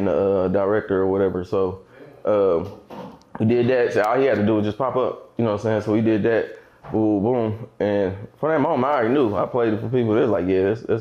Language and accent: English; Kansas City, Missouri, United States; I'm from Kansas City, Missouri. Born and raised, middle of the map